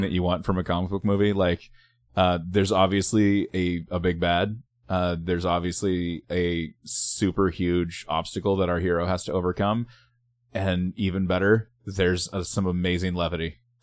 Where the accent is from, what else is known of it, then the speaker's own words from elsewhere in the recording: Littletown, Oregon, United States; I grew up in Littletown, Oregon